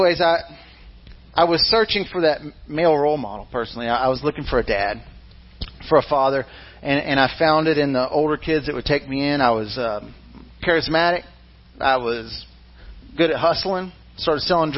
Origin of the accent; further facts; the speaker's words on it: Mississippi, United States; I was born in Mississippi